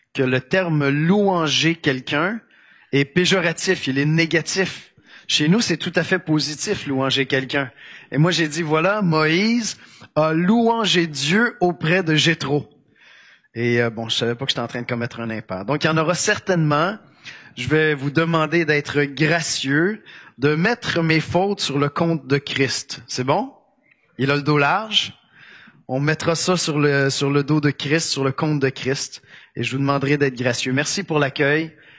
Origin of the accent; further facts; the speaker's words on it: Quebec, Canada; accent: Québécois; Mon accent québécois va transparaître tout de même